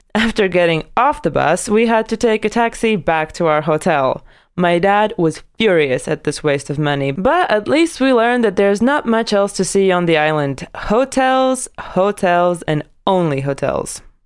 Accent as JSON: {"language": "English", "country": "Latvia", "tie": "born or raised there", "said": "my hometown in Latvia"}